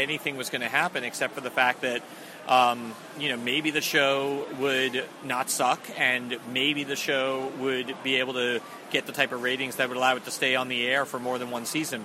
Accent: Long Island, New York, United States; moved away as an adult; also born or lived in Boston; now in Los Angeles, United States; I grew up on Long Island, and I lived in Boston for 8 years before moving out to Los Angeles.

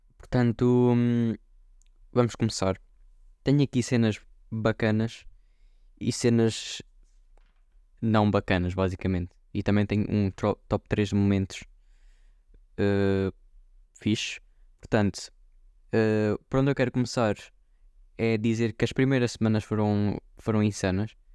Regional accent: Viseu, Centro, Portugal; aqui na minha aldeia em Viseu

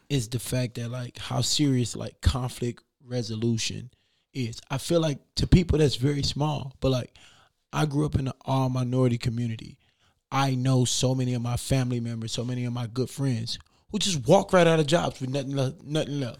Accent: Beaumont, Texas, United States; now in Des Moines, United States; I'm from Beaumont, Texas

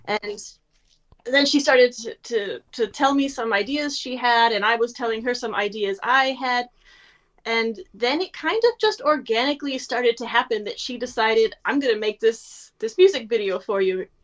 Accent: United States; moved away as an adult; now in Germany; I'm an American living in Germany

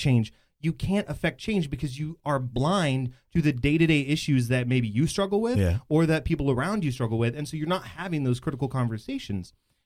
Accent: Bedford, Texas, United States; I grew up in Bedford, and I still live there. And so it's, my friend group is very diverse because that is a very diverse area of Dallas-Fort Worth

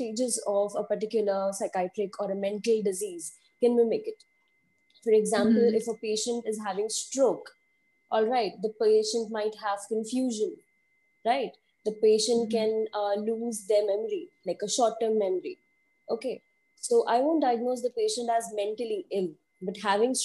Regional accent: India; I am from India

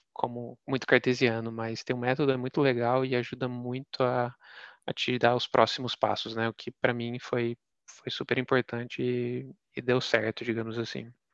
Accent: Minas Gerais, Brazil; ter nascido e sido, ter sido criado em Minas

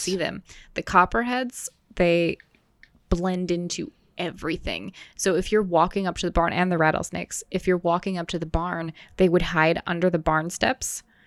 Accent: Wisconsin, United States; also born or lived in Maryland; I was born in Maryland and I lived there for eight years and then we moved to Wisconsin

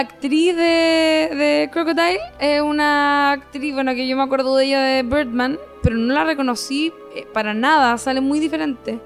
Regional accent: Rancagua, O'Higgins, Chile; also born or lived in Santiago; Yo soy de Rancagua City.

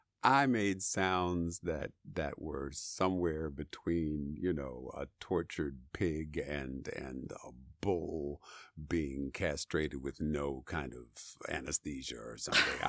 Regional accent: Maryland, United States; moved away; I'm from Maryland

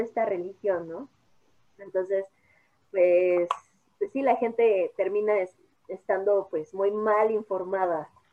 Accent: Mexico; como mexicanos

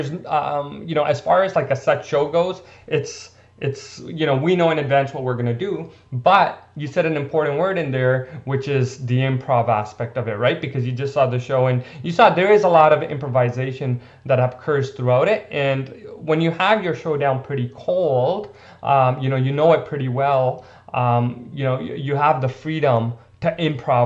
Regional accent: India; I'm Indian

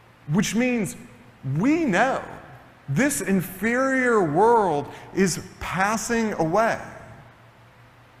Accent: Tennessee, United States; moved away; I'm originally from Tennessee

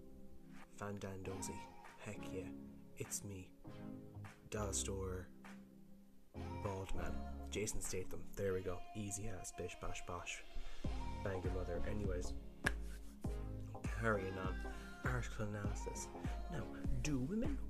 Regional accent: Ireland; I'm Irish

